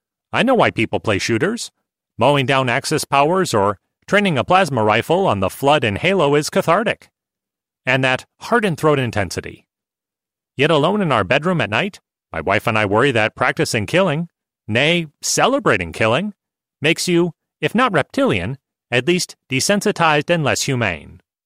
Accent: New York, United States; I was raised on Long Island by German immigrant parents who were unlikely hippies.

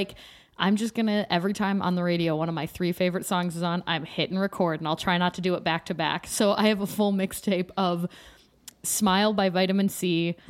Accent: Pittsburgh, Pennsylvania, United States; born there; I was born in Pittsburgh, but I was not making mixtapes when I was zero.

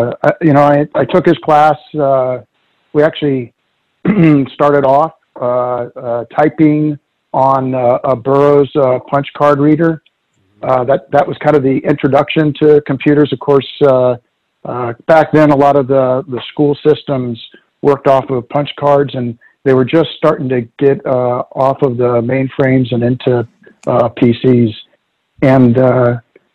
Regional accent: South Florida, United States; moved away as an adult; I grew up in South Florida and pretty much was there my entire life up until college

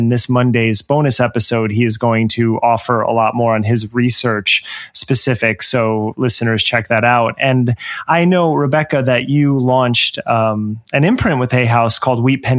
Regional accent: Trenton, New Jersey, United States; as a fellow Jersey native

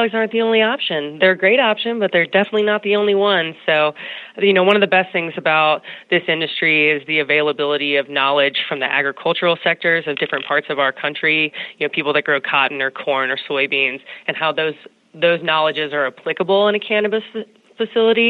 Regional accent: North Carolina, United States; I grew up in North Carolina, which is one of the largest states for agricultural business in the United States.

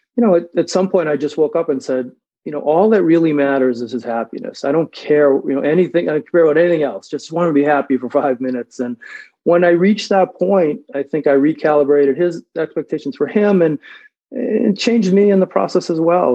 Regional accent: Revere, Massachusetts, United States; also born or lived in Sudbury, Massachusetts; I grew up in Revere, Mass, which, if you don't know, is sort of a you know blue collar town

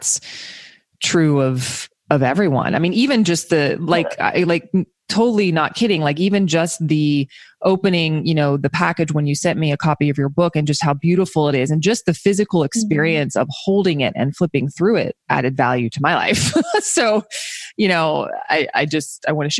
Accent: the South, United States; I grew up in the South

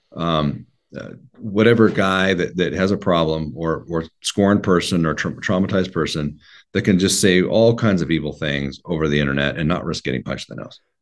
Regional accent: Oregon, United States; I was raised in Oregon.

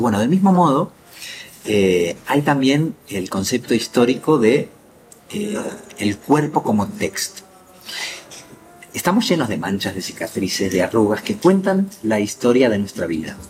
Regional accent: Argentina; moved away; mi país natal

